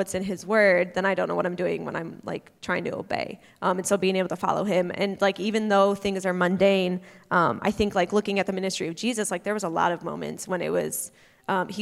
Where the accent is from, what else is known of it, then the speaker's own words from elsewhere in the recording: North Woods, United States; moved away as an adult; I grew up in the North Woods doing camping and hiking